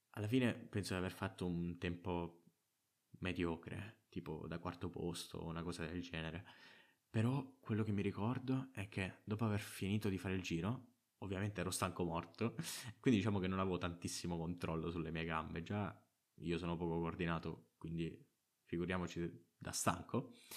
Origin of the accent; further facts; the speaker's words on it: Trapani, Sicily, Italy; arrivata alle superiori, che almeno a Trapani sono una scuola che scegli tu